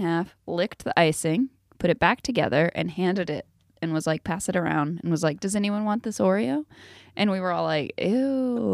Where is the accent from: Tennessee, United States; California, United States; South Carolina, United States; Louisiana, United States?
South Carolina, United States; I'm from South Carolina.